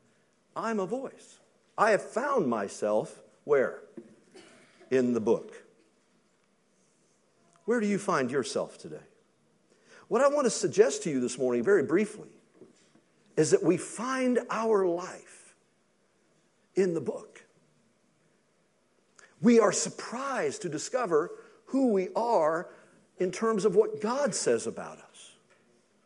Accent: Kentucky, United States; I'm from Kentucky.

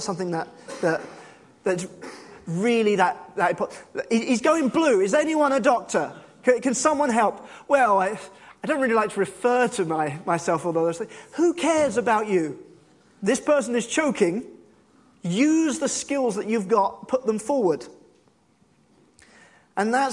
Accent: United Kingdom; we're British and we're very humble

